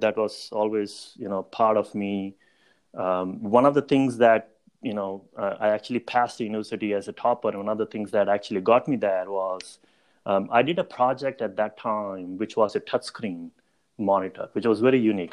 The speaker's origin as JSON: {"language": "English", "town": "Mumbai", "region": "Maharashtra", "country": "India", "tie": "born or raised there", "also_born_or_lived": "Chicago, United States", "moved": "as an adult", "said": "I grew up in in Mumbai, um, right in India"}